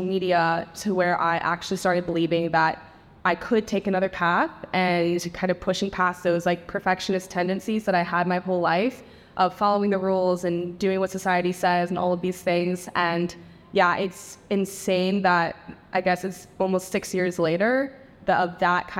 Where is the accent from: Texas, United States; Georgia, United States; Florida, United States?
Florida, United States; Tampa; moved away as an adult; also born or lived in Netherlands; I grew up in Tampa, Florida